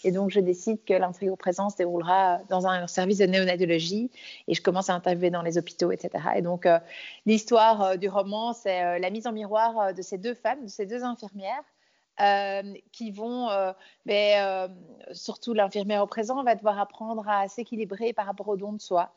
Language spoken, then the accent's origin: French; Belgium; also born or lived in Brussels; je suis née donc euh, euh, à Bruxelles, mais j'ai grandi euh, à la campagne